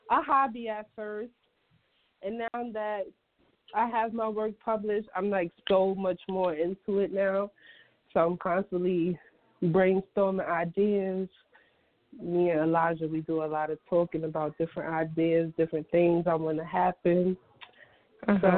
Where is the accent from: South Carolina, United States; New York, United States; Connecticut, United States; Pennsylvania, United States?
New York, United States; Brooklyn; I'm from Brooklyn.